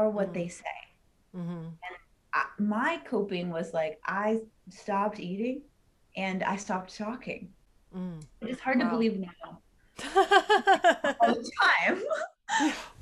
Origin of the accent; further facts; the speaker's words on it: Los Angeles, California, United States; I was born and raised in Hollywood, which is where diet culture comes from